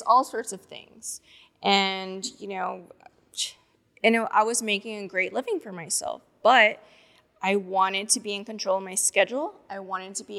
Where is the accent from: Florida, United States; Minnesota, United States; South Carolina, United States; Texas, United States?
Texas, United States; Corpus Christi; now in Houston, United States; I'm from Corpus Christi, Texas